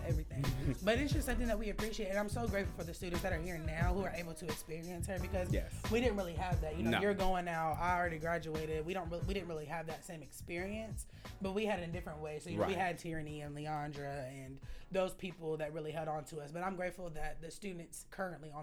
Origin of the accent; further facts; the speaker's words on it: Louisville, Kentucky, United States; I'm also from Louisville